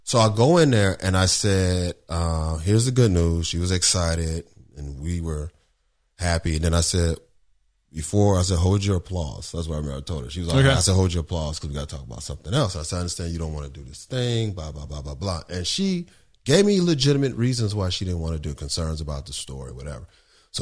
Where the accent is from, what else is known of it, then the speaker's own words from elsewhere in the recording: Los Angeles, California, United States; South Central